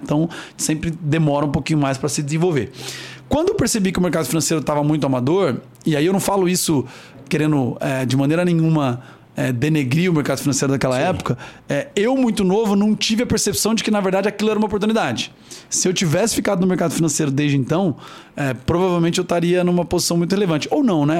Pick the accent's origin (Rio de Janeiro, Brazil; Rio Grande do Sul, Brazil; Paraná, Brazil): Paraná, Brazil; Londrina; also born or lived in Cianorte, Brazil; Eu sou nascido em Cianorte, no interior do Paraná, mas vim para Londrina muito cedo, então me considero um londrinense